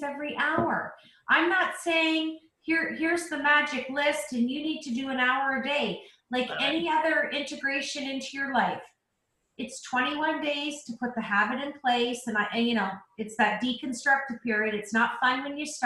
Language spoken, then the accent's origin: English; Canada; I'm Canadian